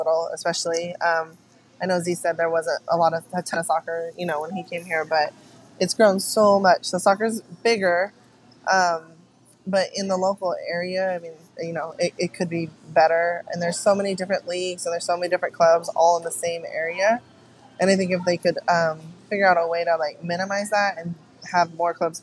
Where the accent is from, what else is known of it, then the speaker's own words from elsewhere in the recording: Oakland, California, United States; I was born and raised in Oakland